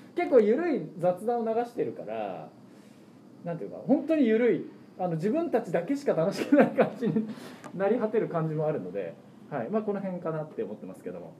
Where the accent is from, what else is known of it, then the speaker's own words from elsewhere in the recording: Aichi, Japan; moved away as an adult; also born or lived in Oyabe, Toyama / Shizuoka; now in Toyama, Japan; 生まれたのは親べなんだけども、すぐ愛知に引っ越して